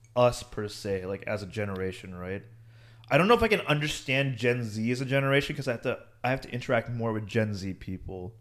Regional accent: United States; also born or lived in India; I grew up and I was born in America and, like, I went to high school here

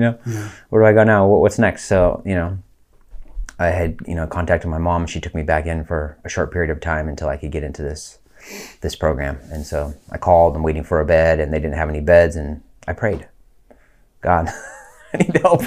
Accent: Lake County, California, United States; also born or lived in Colorado / San Mateo, California; we moved from Colorado to California

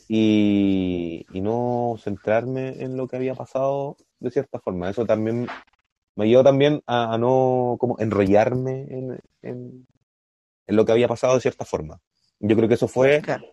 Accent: Concepción, Biobío, Chile; nosotros somos de Concepción

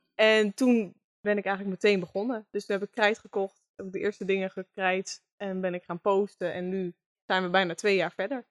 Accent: Groningen, Netherlands; geboren en getogen in Groningen

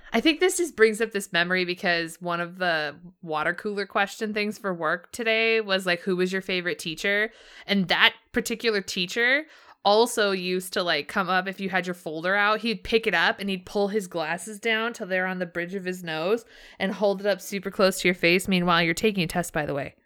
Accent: Southern California, United States; I grew up in Southern California.

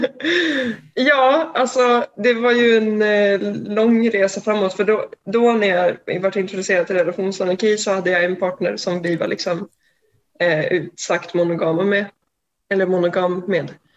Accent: Umeå, Västerbotten County, Sweden; now in Gothenburg, Sweden; jag bor i Göteborg just nu, men jag kommer från Umeå

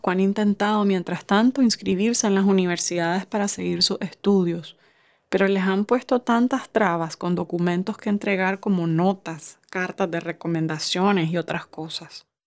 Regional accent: Nicaragua; moved away; Cuando vos respondés que sos nicaragüense y si por alguna razón no encajas en el estereotipo del Nica que tienen en sus mentes

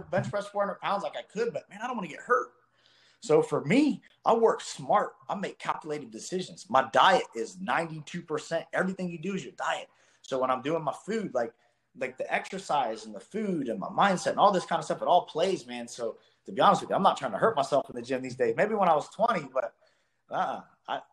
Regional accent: Columbus, Ohio, United States; single wide trailer kid growing up in Columbus, Ohio

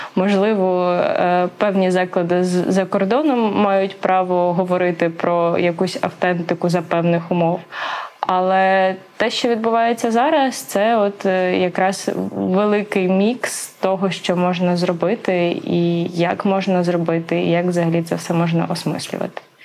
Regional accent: Volhynia, Volyn Oblast, Ukraine; я з Волині

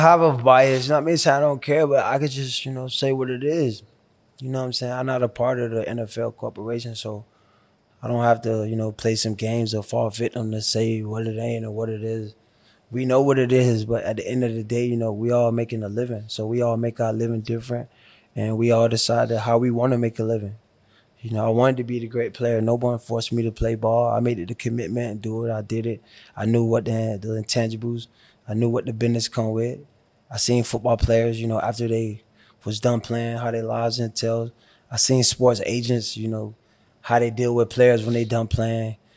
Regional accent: Miami, Florida, United States; I was from Miami

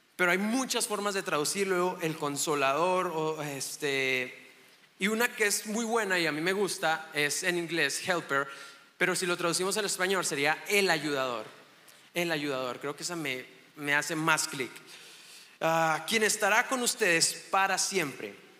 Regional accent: Chihuahua, Mexico; vengo de Chihuahua, Chihuahua, México

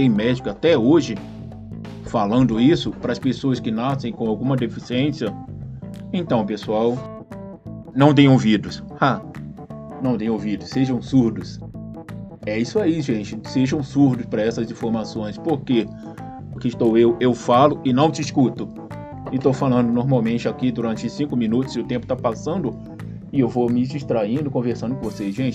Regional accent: Rio de Janeiro, Brazil; então, pessoal, eu nasci no Rio de Janeiro, cresci no final do, do meus sete anos de idade, estava no Realengo, no Rio de Janeiro. Nasci na Tijuca, mas cresci no Realengo.

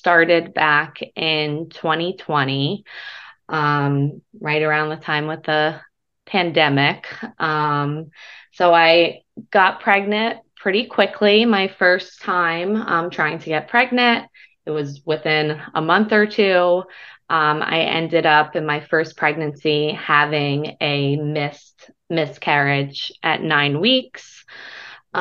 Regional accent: New Jersey, United States; I'm from New Jersey

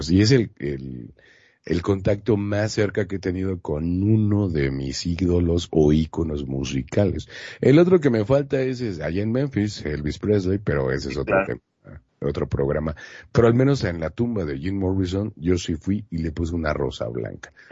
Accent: Mexico; Un, mexicano hablando este inglés con un francés, pues no hay tanta bronca, ¿no?

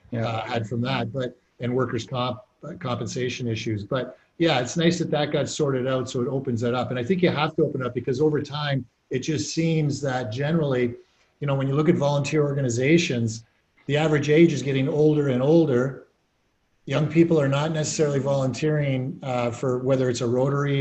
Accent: Waterloo, Ontario, Canada; also born or lived in North Dumfries; I grew up in Waterloo and then moved out

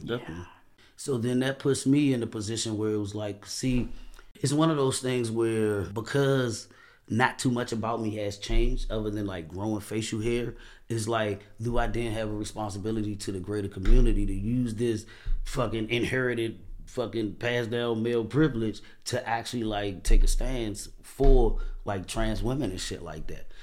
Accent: Washington, District of Columbia, United States; I'm from Washington, D C

